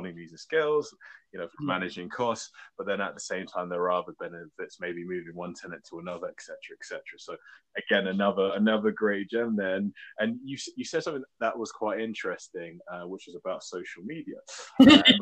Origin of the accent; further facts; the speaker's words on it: United Kingdom; we're British